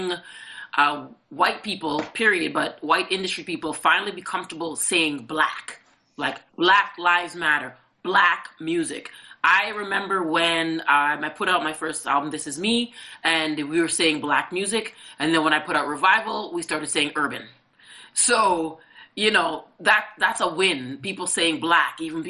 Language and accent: English; Toronto, Ontario, Canada; I'm born at Mount Sinai. I'm Canadian. I am Canadian, actually.